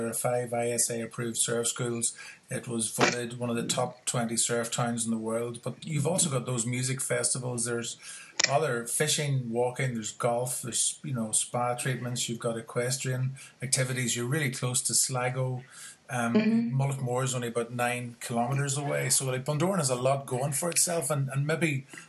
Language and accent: English; The Moy, Northern Ireland, United Kingdom; I'm from the Moy